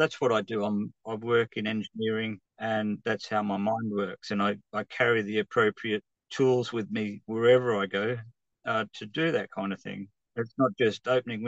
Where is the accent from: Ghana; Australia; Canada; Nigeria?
Australia; moved away as an adult; now in United Kingdom; I come from the bush